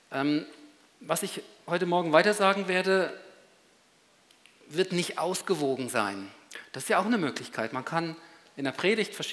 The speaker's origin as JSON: {"language": "German", "country": "Switzerland", "said": "Bei uns in der Schweiz ist es wahrscheinlich ist es eindeutig und dann kommt es auch zur Abstimmung, eben anders als im großen Kanton, unserer Nachbarn."}